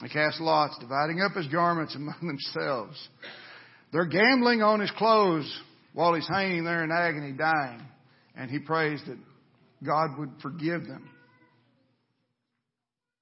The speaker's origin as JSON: {"language": "English", "country": "United States", "said": "as Americans"}